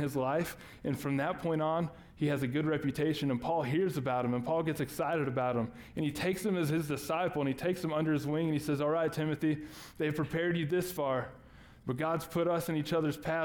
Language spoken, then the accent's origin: English; Texas, United States; we're from Texas, so I call my grandma Mama